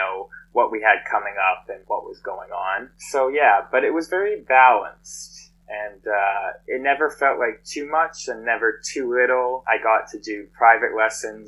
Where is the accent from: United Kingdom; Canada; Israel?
Canada; also born or lived in Los Angeles; I'm Canadian. And then once that expired, I had to come home